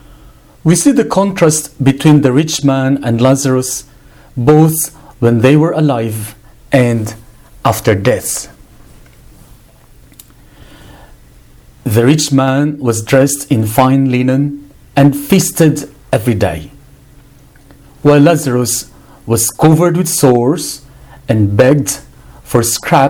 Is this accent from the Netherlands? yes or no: no; Philippines; my country, the Philippines.